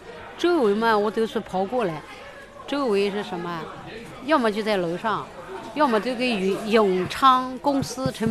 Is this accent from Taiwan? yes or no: no; Feidong, Anhui, China; now in Shanghai, China; 因为我们老家嘛，我们是肥东县的嘛